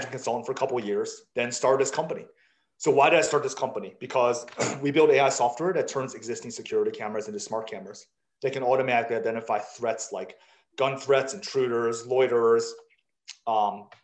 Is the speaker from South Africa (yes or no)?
yes; South Africa; also born or lived in Taiwan; now in United States; I was born in Taiwan, but I grew up in South Africa